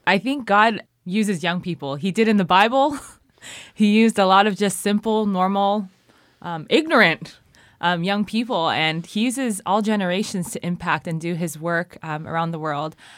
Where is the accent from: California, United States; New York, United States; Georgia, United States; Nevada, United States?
California, United States; moved away as an adult; now in Cambodia; I'm from California